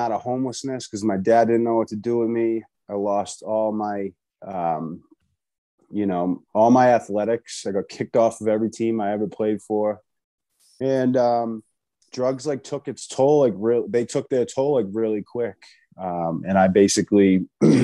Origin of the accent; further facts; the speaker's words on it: Boston, Massachusetts, United States; So I'm from Boston, Massachusetts.